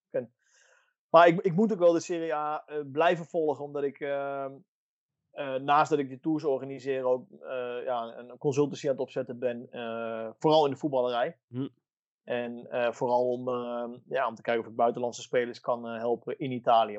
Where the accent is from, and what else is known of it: Netherlands; moved away as an adult; now in Italy